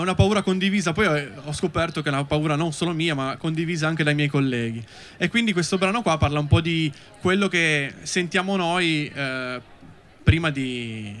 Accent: Bussoleno, Piedmont, Italy; Noi siamo di Bussoleno

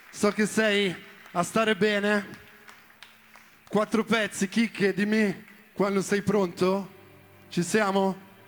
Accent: Milan, Lombardy, Italy; sono granata sin da piccolo, anche se sono di Milano.

